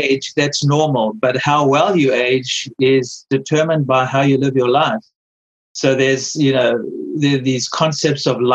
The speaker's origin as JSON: {"language": "English", "country": "South Africa", "moved": "yes", "lives_now": "United States", "said": "I remember when I came from South Africa, for instance, you know, in South Africa, you used to much smaller portions. You come to America, the portions are so huge"}